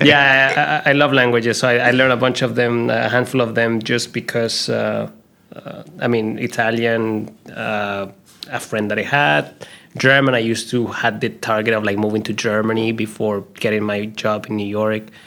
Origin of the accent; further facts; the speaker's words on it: Colombia; moved away; when I was growing up in Colombia